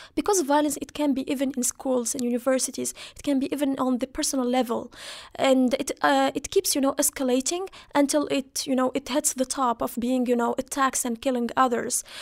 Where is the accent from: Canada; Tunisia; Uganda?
Tunisia; Kasserine, Kasserine Governorate; I come from Catherine, which was one, one of those regions who started, you know, the blazes of the revolution.